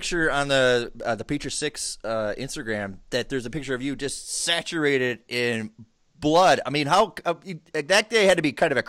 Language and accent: English; St. Paul, Minnesota, United States; of course I'm from St. Paul